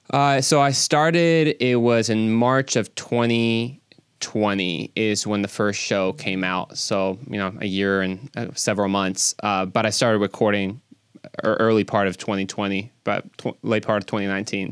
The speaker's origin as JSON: {"language": "English", "country": "Mexico", "moved": "yes", "lives_now": "Dallas, United States", "said": "I'm actually originally from Mexico"}